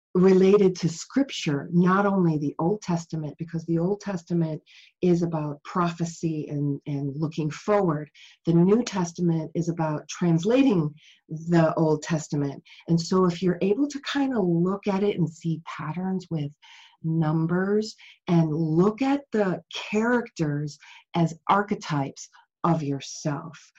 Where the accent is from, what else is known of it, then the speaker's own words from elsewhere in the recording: Chicago, Illinois, United States; I grew up in Chicago.